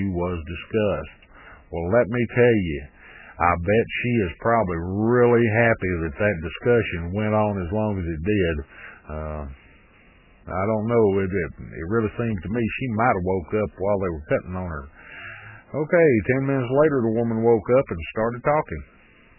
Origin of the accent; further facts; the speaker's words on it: Texas, United States; I myself, I grew up here in Texas